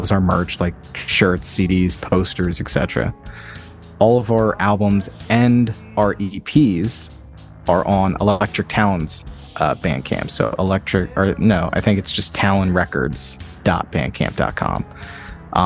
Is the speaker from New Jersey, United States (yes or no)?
yes; Atlantic City, New Jersey, United States; I grew up in around Atlantic City